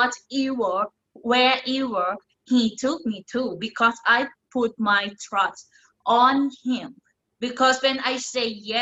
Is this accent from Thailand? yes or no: yes; Thailand; moved away as an adult; now in United States; I grew up in Thailand, in the rural area, in the farm